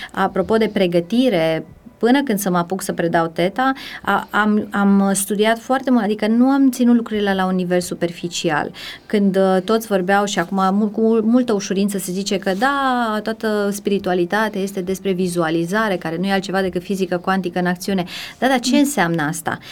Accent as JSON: {"language": "Romanian", "town": "Timișoara", "region": "Timiș County", "country": "Romania", "tie": "born or raised there", "moved": "as an adult", "lives_now": "Bucharest, Romania", "said": "sunt timișoreancă, născută, crescută"}